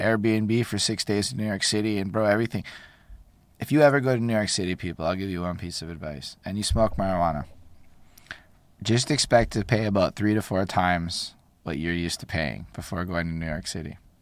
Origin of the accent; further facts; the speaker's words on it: Montreal, Quebec, Canada; I'm from Montreal.